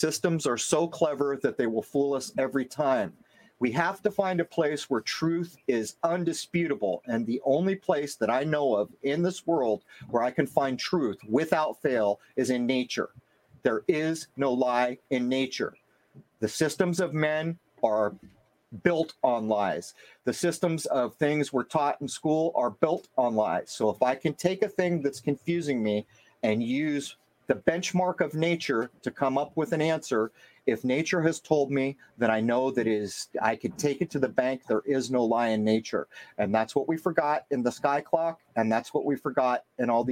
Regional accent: California, United States; now in New England, United States; I come from California

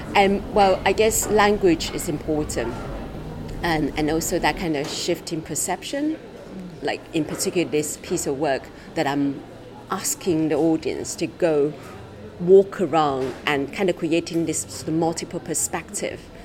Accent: Taiwan; now in London, United Kingdom; I was born in Taiwan

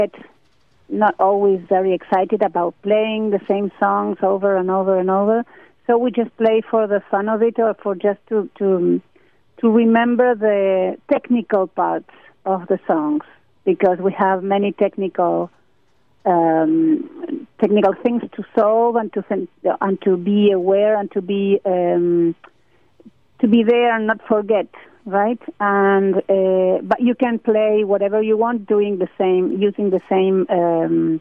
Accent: Argentina; we are a very poor country

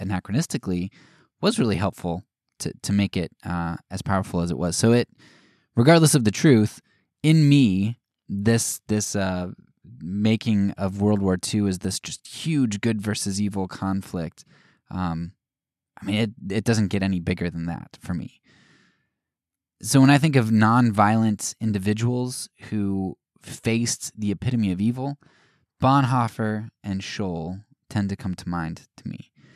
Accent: United States

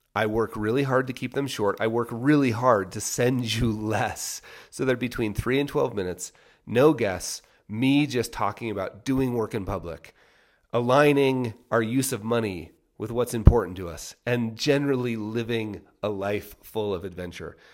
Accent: Salt Lake City, Utah, United States; also born or lived in Las Vegas; now in Park City, United States; Now, I grew up in Park City until I was eight. We moved down to Salt Lake when I was eight.

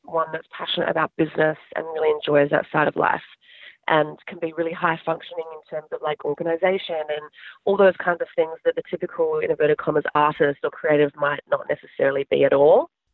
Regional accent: Adelaide, South Australia, Australia; moved away as an adult; now in United States; I grew up in Adelaide, South Australia

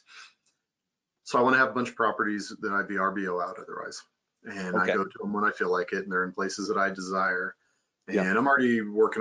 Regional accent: Kansas, United States; now in Colorado, United States; I come from Kansas, where you could do them all the time

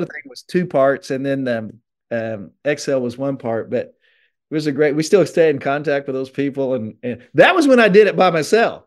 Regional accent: Benton, Illinois, United States; moved away as an adult; now in Osceola, Georgia, United States; I'm an Illinois boy. I lived in s-, Southern Illinois for forty-eight years

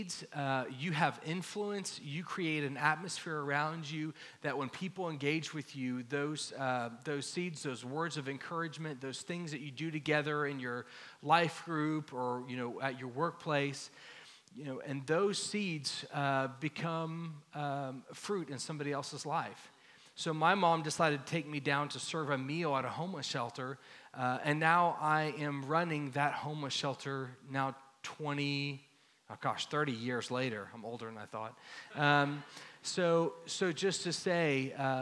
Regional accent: Dallas, Texas, United States; I grew up here in Dallas, in Lake Highlands area, not far from here

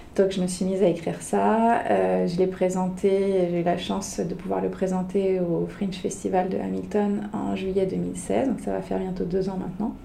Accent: France; moved away as an adult; now in Toronto, Canada; quand on vient de France

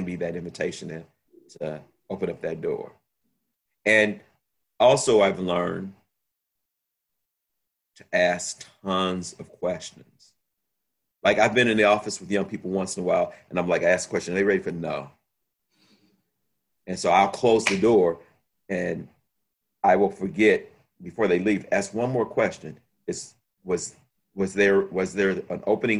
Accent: Chicago, Illinois, United States; also born or lived in France; I'm from Chicago

